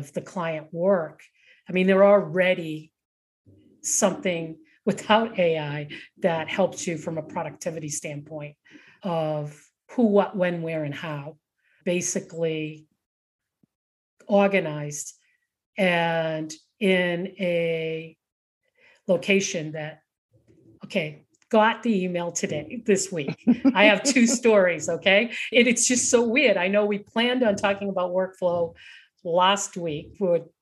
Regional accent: Boston, Massachusetts, United States; moved away; also born or lived in Rocky Mountains; I grew up in Boston and lived all those years in the Rocky Mountains

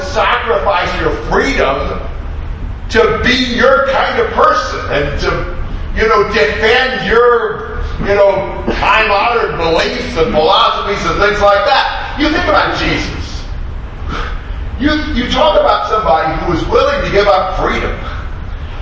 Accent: United States; moved away as an adult; now in Brazil; I grew up here, I'm American

